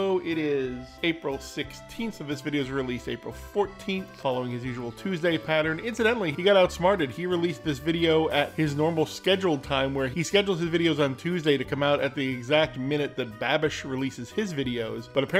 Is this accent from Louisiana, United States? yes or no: yes; Louisiana, United States; But I guess being like a Cajun, all Cajun food is basically French cooking.